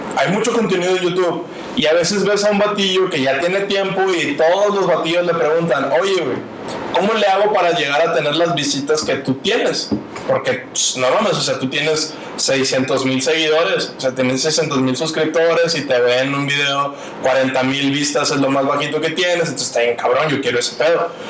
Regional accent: Nuevo León, Mexico; yo soy de Nuevo León, pero no soy de Monterrey

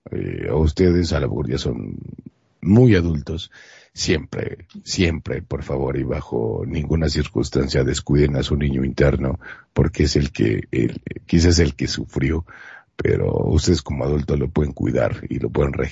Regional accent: Monterrey, Nuevo León, Mexico; now in Mexico City, Mexico; Yo soy de Monterrey, Nuevo León, México, pero vivo en la Ciudad de México

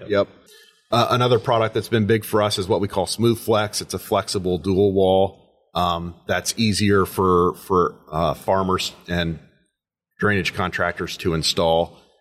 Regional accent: Western Indiana, United States; moved away as an adult; now in Paulding County, Ohio, United States; I grew up in Western Indiana, a small, small community, much like Paulding County.

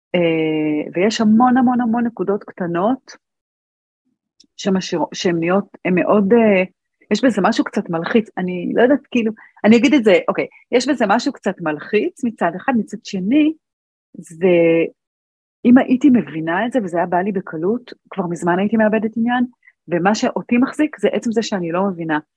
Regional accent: Arad, Southern District, Israel; גדלתי בערד, ואני הייתי בת שמונה

